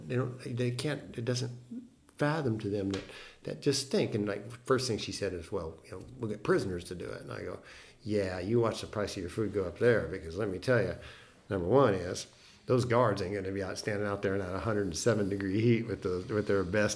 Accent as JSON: {"language": "English", "area": "San Joaquin Valley", "region": "California", "country": "United States", "tie": "born or raised there", "said": "growing up in San Joaquin Valley"}